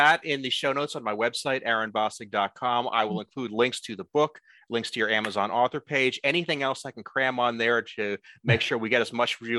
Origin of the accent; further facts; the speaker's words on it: Lehighton, Pennsylvania, United States; I would normally just say I'm from the Allentown area because so few people know where Lehighton is specifically.